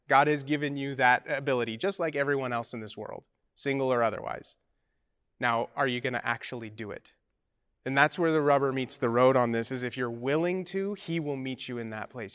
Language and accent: English; Utah, United States; moved away; I come from Mormon land, uh, in Utah